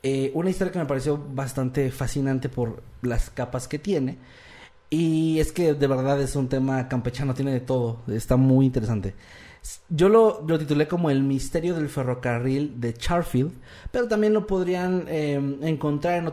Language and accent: Spanish; Utica, New York, United States; Yo soy de Útica y nunca escuché el término hamburguesas.